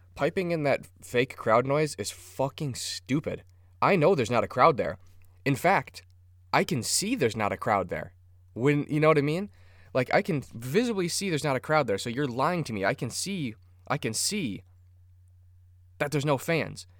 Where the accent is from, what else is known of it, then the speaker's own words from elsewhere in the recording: Minnesota, United States; I'm Minnesotan